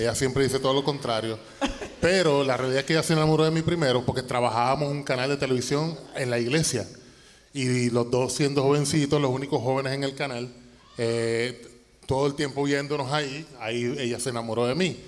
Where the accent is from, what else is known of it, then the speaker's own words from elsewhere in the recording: Toa Baja, Puerto Rico; moved away as an adult; now in Dallas, United States; Nosotros somos boricuas, 100% boricuas. Yo soy del barrio Ingenio de Tuabaja.